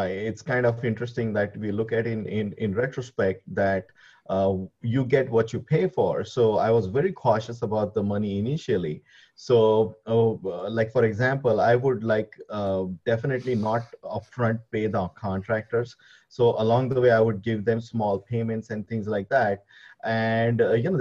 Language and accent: English; India; moved away as an adult; now in United States; I am from India